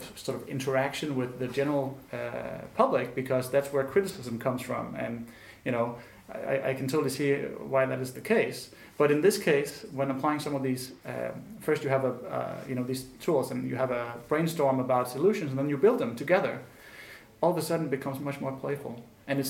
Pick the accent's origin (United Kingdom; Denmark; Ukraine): Denmark; Copenhagen, Capital Region of Denmark; I come from Denmark and Copenhagen, where we have a sort of huge faith and appreciation of the state